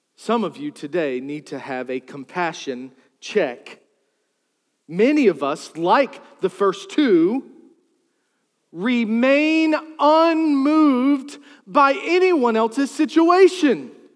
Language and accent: English; Charles City, Virginia, United States; I grew up in Charles City, New Kent.